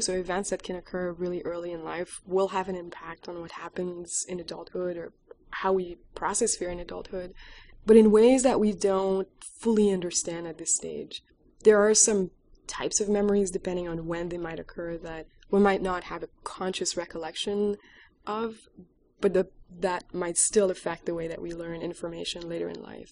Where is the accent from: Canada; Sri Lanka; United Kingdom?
Canada; Quebec; moved away as an adult; also born or lived in Alberta, Canada; now in Austin, United States; I'm originally from Quebec